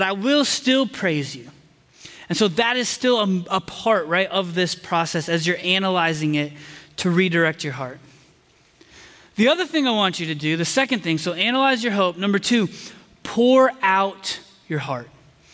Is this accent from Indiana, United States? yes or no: yes; Indiana, United States; moved away as an adult; also born or lived in Chicago; now in Texas, United States; I grew up in Indiana in the days of Peyton Manning